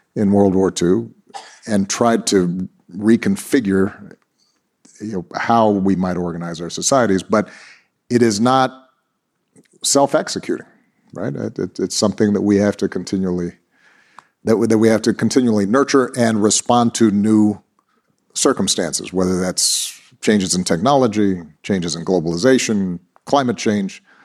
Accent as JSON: {"language": "English", "town": "Honolulu", "region": "Hawaii", "country": "United States", "tie": "born or raised there", "said": "I was born in Honolulu, Hawaii"}